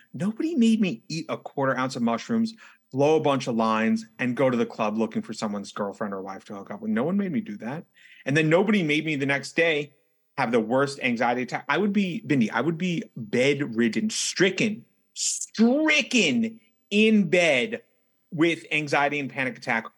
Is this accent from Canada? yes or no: no; New York City, New York, United States; as a native New Yorker, someone who's born and raised in New York City and now resides in New York City